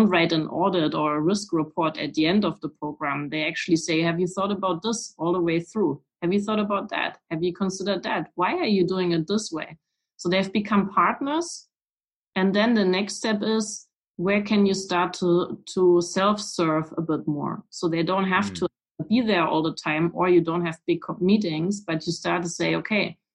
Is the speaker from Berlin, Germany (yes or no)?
no; Weimar, Thuringia, Germany; English is a second language; I was born in Weimar